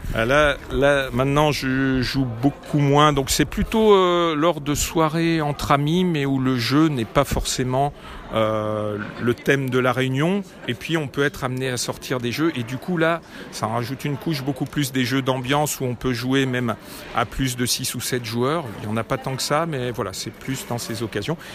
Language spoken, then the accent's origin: French; Lyon, Auvergne-Rhône-Alpes, France; now in Neuville-sur-Saône, France; je suis lyonnais